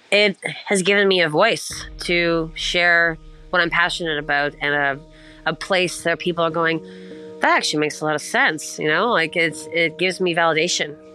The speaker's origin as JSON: {"language": "English", "region": "East Coast", "country": "United States", "said": "I'm not going to cr- shut up because I'm from the East Coast and I will not stop talking, it would appear."}